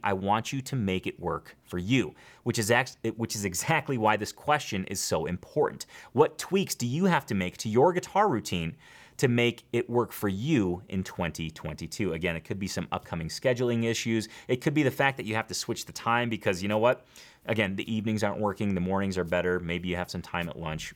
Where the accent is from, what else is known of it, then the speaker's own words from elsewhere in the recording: Schaumburg, Illinois, United States; where I grew up in Schaumburg, Illinois